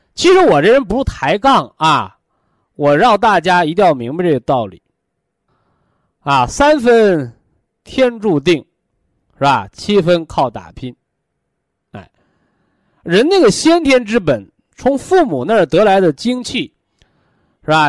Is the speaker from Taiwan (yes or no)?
no; China; 咱们中国人